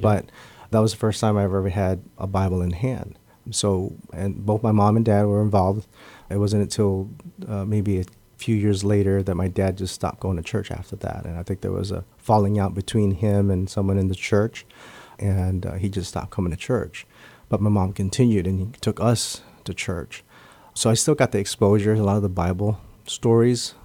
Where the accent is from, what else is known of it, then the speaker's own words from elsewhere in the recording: Guam; I was born and raised here on Guam